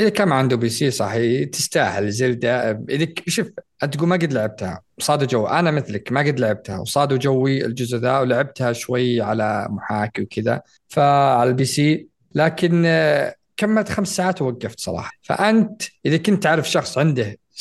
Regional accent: Saudi Arabia; عندنا في السعوديه

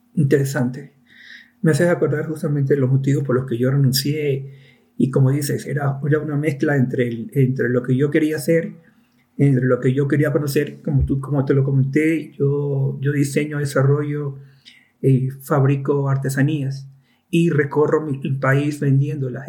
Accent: Ecuador; also born or lived in Cuenca; yo soy de Ecuador y vivo en Cuenca ahora.

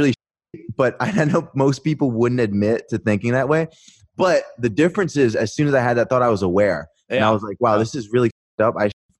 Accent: Pennsylvania, United States; also born or lived in Virginia Beach; I moved back with my mom from Virginia Beach back to Pennsylvania. So this is around the time all my friends from high school, they're starting to, like, graduate.

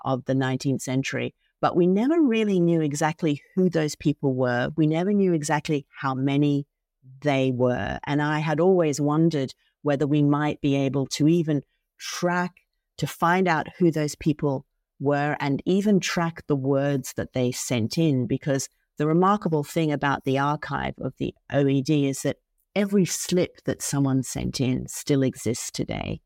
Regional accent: Australia; moved away; I'm originally from Australia

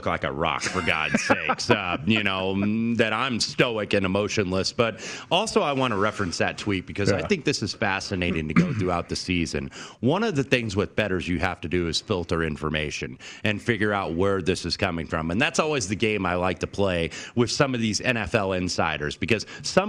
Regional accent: Indianapolis, Indiana, United States; being from Indianapolis, Indiana

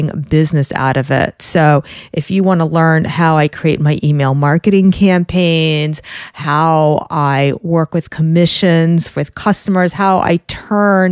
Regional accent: New York, United States; I'm from New York. I'm very close to the city.

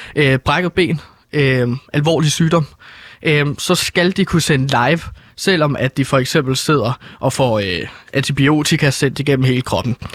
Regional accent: Herlev, Capital Region of Denmark, Denmark; jeg er fra Herlo

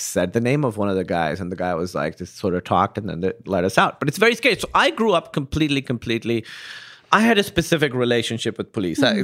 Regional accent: Pakistan; moved away; I grew up in Pakistan

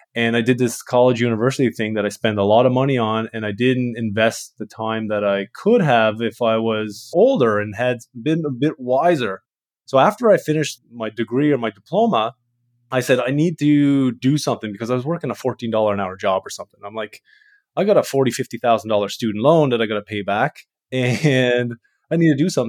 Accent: Canada; I'm from Canada. I'm a refrigeration mechanic

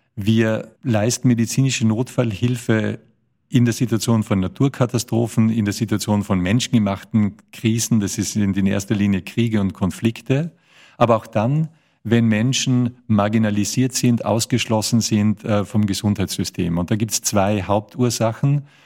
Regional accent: Tyrol, Austria; ich komme aus Österreich, ich bin ein Tiroler

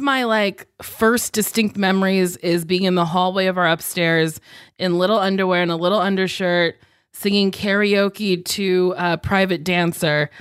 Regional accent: Lincroft, New Jersey, United States; moved away; I'm from Lincroft, New Jersey, which is in, like, a bigger town called Middletown

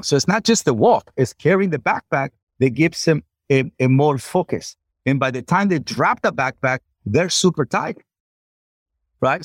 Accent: Culiacán, Sinaloa, Mexico; I'm from Culiacán, Sinaloa, Mexico

